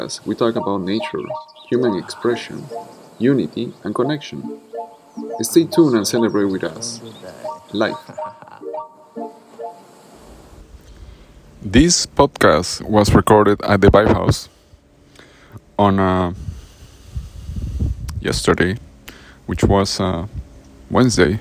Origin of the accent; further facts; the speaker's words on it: Peru; now in California, United States; I grew up eating those in Peru